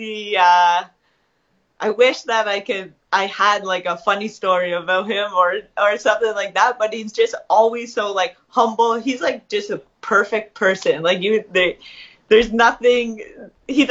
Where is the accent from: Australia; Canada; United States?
Canada; I was born in Canada